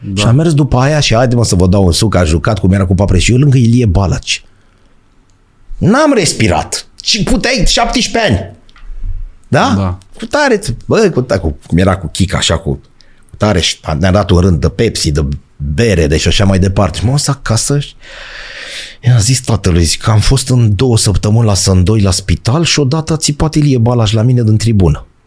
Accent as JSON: {"language": "Romanian", "region": "Bucharest", "country": "Romania", "said": "eram din București, dar n-aveam vârstă, eu născut 76."}